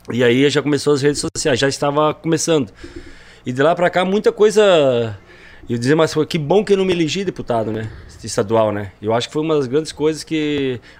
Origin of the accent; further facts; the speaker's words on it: Rondinha, Rio Grande do Sul, Brazil; Minha, minha família é do interior. De, Rondinha já é interior, né? É, nós somos do interior de Rondinha.